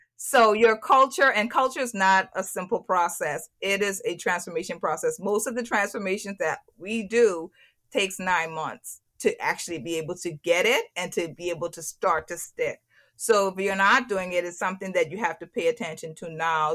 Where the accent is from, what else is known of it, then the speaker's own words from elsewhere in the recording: Turks & Caicos Islands; moved away; when I'm in Turks and Caicos, when I'm back in my home country